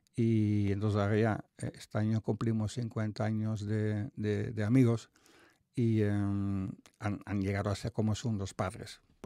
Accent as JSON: {"language": "Spanish", "region": "North Brabant", "country": "Netherlands", "tie": "born or raised there", "second_language": "Spanish", "moved": "as an adult", "said": "soy de Países Bajos, un pueblo de 20.000 habitantes"}